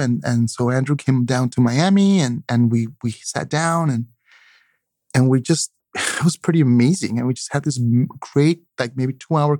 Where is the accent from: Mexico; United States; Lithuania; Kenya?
Mexico; Oaxaca; I'm coastal. I'm from the Oaxacan coast. So the ocean is very powerful.